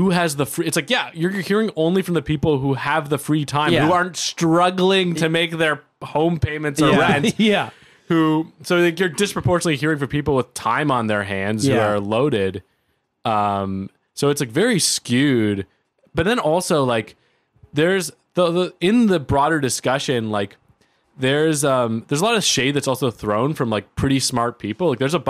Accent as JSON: {"language": "English", "town": "Toronto", "region": "Ontario", "country": "Canada", "tie": "born or raised there", "said": "growing up in Toronto, like I grew up in a nice neighborhood"}